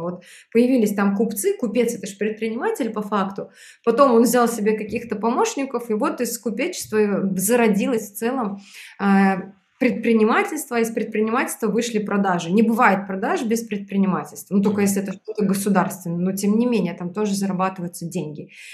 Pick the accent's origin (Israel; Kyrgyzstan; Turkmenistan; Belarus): Belarus; moved away as an adult; now in Moscow, Russia; Я родилась в Беларуси, и в 2012 году я переехала в Москву